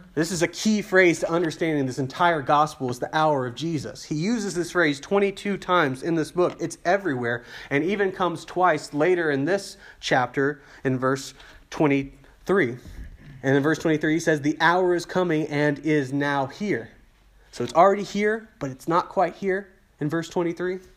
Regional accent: United States; as an American

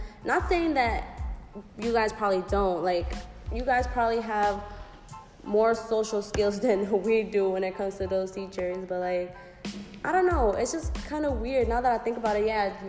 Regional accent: New York City, New York, United States; For me, I represent Brooklyn, even though Cortelyou, Brooklyn specifically, but I represent Brooklyn 100.

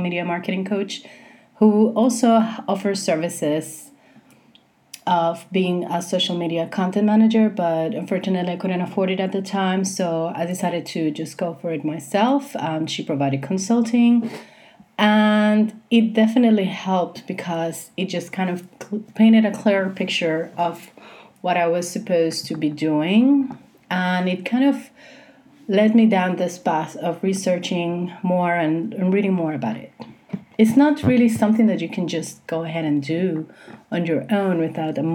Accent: Puerto Rico; I was born in 1982 in Puerto Rico, which is where I live, and this is where I'm recording this.

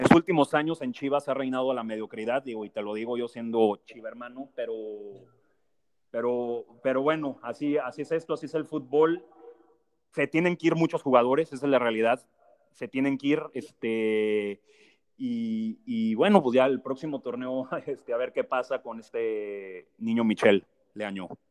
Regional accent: Aguascalientes, Mexico; soy de Aguascalientes

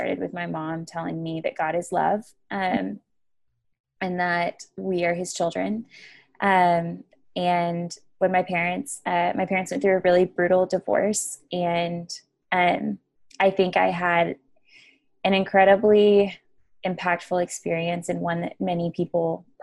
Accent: Argyle, Texas, United States; We actually grew up in a town called Argyle, and it is just south of Denton, Texas

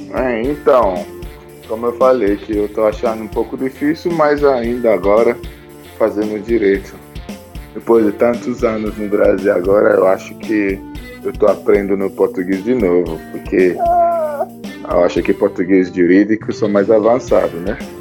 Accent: Lagos, Nigeria; Portuguese is a second language; moved away as an adult; also born or lived in Owerri, Nigeria; now in Brazil; Eu, eu cresci em Lagos, mas eu venho de cidade chamada Owerri, mas eu cresci em Lagos.

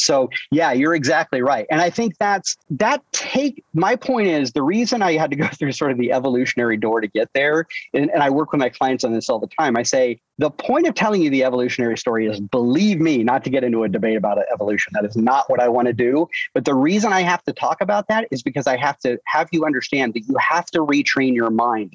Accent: Iowa, United States; moved away; born and raised in Iowa, and with a blue collar family

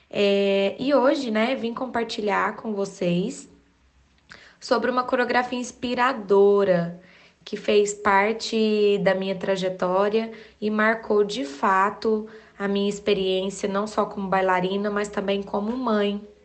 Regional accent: Uberaba, Minas Gerais, Brazil; Eu sou de Uberaba, ministro aulas há mais de 10 anos na minha cidade.

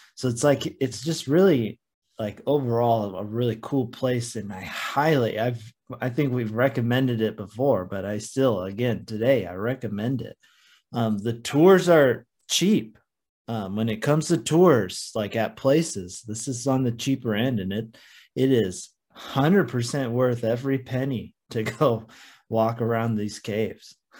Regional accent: Oregon coast, United States; it is another one from my hometown area

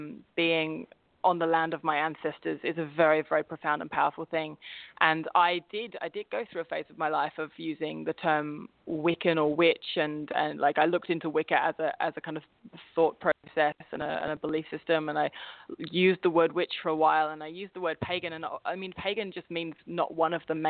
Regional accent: Staines, South East England, United Kingdom; But I was brought up in a place called Staines, which is, if those of you who know Ali G, that's his stomping ground

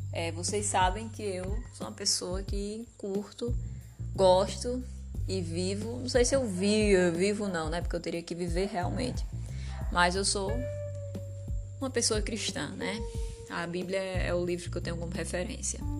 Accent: Northeast Region, Brazil; Nós somos nordestinos, é, somos um, um, povo, somos um povo, né?

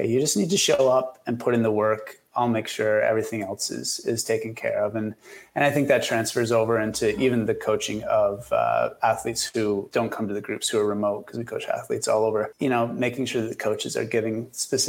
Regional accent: Kingston, Ontario, Canada; also born or lived in Vancouver; now in Ottawa, Canada; I grew up in Kingston about 2 hours from here, which in Ontario terms isn't very far away.

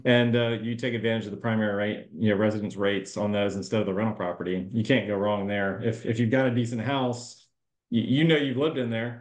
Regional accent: Jacksonville, Florida, United States; Jacksonville, my hometown

